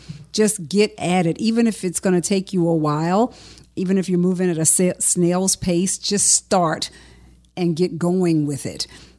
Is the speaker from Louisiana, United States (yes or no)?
yes; Baton Rouge, Louisiana, United States; Growing up in North Baton Rouge in the Scotlandville community has been sort of inextricably a part of my life.